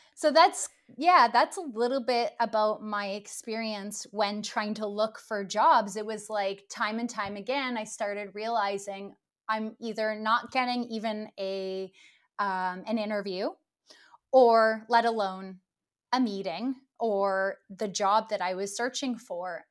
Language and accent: English; Ottawa, Ontario, Canada; moved away as an adult; now in Stockholm, Sweden; I'm originally from Canada. I'm from the uh, capital, Ottawa